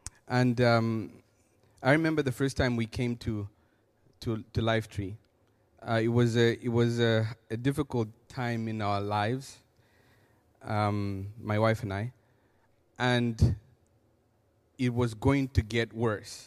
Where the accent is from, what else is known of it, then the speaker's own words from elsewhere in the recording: Zambia; moved away; I come from Zambia, Africa